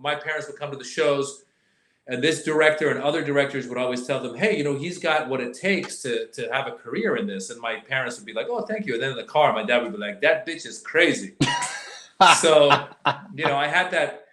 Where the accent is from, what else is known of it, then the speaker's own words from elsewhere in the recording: Northern California, United States; also born or lived in Iran; I came from Iran at the age of 6 to America. Okay. Grew up in Northern California